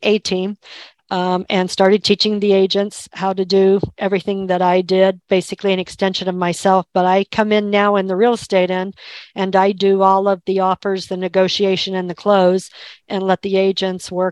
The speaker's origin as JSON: {"language": "English", "region": "Kansas", "country": "United States", "tie": "born or raised there", "also_born_or_lived": "Albuquerque", "moved": "as an adult", "said": "I was born and raised in Kansas"}